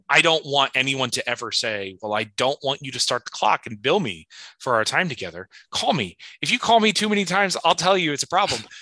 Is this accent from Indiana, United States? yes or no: yes; Indiana, United States; I'm from Indiana. I don't like Tom Brady.